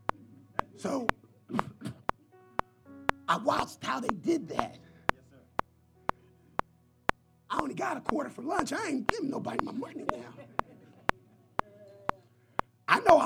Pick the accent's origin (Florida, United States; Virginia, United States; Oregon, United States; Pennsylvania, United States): Pennsylvania, United States; Philadelphia; I'm from Philadelphia. And somehow I graduated from Simon Gratt